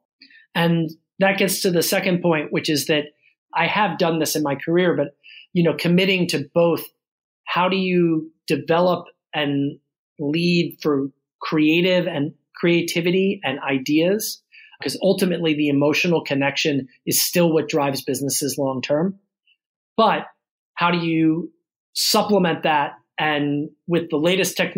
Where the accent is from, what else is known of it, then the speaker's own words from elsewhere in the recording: Baltimore, Maryland, United States; I grew up in Baltimore City and went to public school in Baltimore